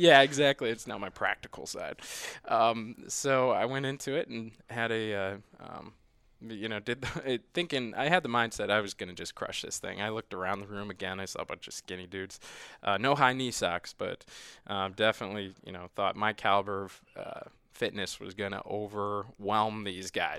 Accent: Midwest, United States; I'm from the Midwest

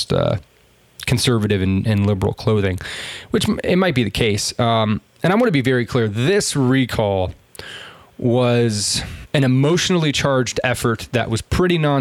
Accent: California, United States; as a Californian, as a native Californian

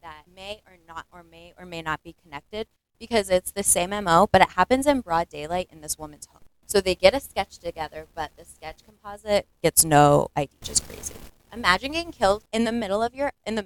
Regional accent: New Hampshire, United States; also born or lived in Massachusetts; I'm more from New Hampshire than Massachusetts

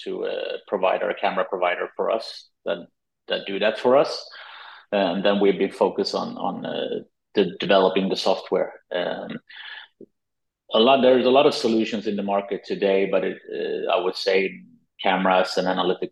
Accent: Malmö, Skåne, Sweden; also born or lived in Minnesota, United States; I was brought up here in Malmö

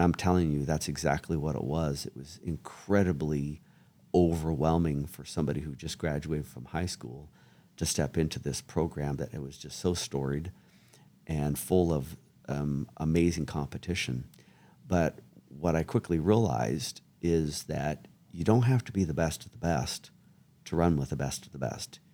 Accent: Springfield, Oregon, United States; I grew up in Springfield, Oregon, which is connected to Eugene, Oregon

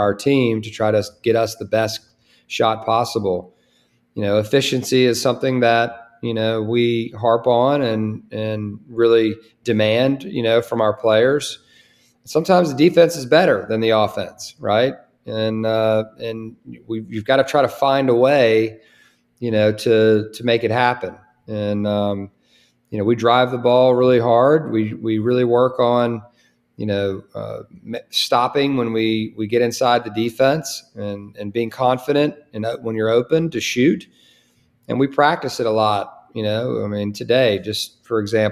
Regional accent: Virginia, United States; also born or lived in Charlottesville, Virginia / Winston-Salem, North Carolina; coming back here in a place where I grew up, you know, right here in, you know, the state of Virginia

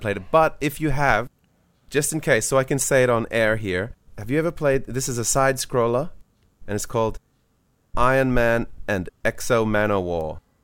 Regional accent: Australia; as an Australian

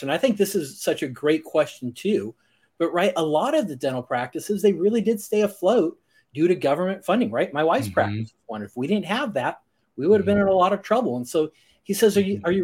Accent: Ohio, United States; I grew up in Ohio.

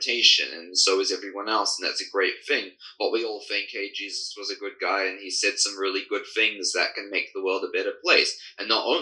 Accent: United Kingdom; British born, coming from a line of Anglican priests, actually, and throughout my family history, but being raised in a Baptist

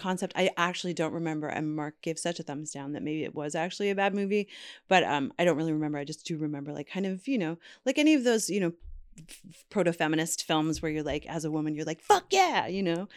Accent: Canada; I'm Canadian

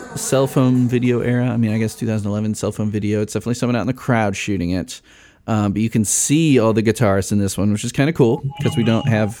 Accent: Chicago, Illinois, United States; I grew up in Chicago.

